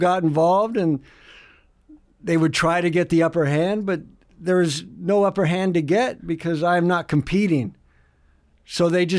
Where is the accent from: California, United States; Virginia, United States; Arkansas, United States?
California, United States; San Diego; born there; Well, I was born in San Diego.